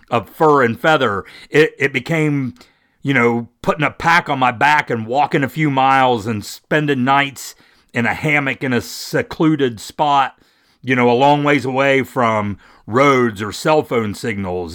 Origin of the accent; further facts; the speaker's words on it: West Virginia, United States; I'm from West Virginia. I'm a native of West Virginia